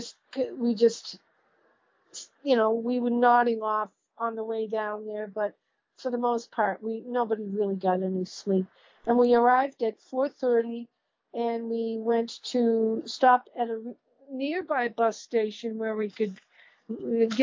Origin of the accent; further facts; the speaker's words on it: Massachusetts, United States; moved away as an adult; also born or lived in Poland; now in Cranston, United States; Yes, I came to Massachusetts in 1961. I was born in Poland, and I came here with my parents